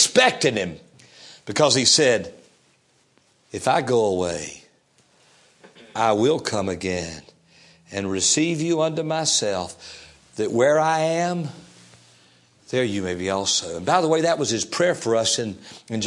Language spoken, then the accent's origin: English; Fayetteville, United States; the church in which I grew up in Fayetteville